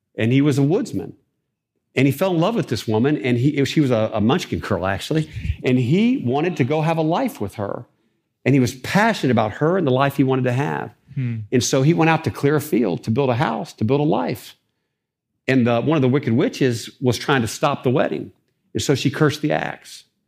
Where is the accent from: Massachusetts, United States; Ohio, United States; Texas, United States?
Ohio, United States; Dayton; I'm from Dayton, Ohio, uh, raised in a single parent home